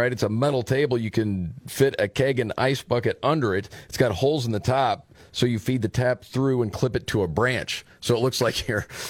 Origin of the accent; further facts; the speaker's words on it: Dearborn, Michigan, United States; so yes my … I came all the way from Dearborn Michigan I'm here along with two parents concerned parents against these sexually explicit books I'm a proud Muslim American